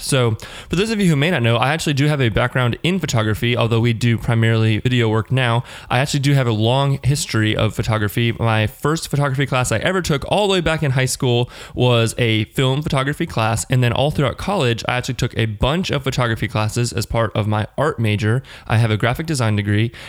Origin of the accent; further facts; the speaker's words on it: Northern Virginia, United States; now in Richmond, United States; I grew up in the Northern Virginia area, right outside of DC